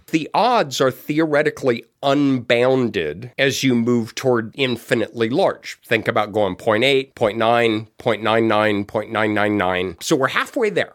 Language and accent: English; Denver, Colorado, United States; I was born and raised in Denver